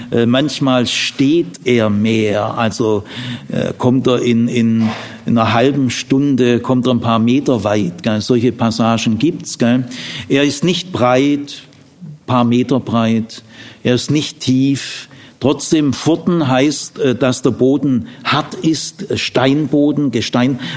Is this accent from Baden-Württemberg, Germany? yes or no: yes; Urbach, Baden-Württemberg, Germany; Also ich komme aus dem Remstal, äh, Urbach im Remstal. Die Rems ist eher größer wie der Jordan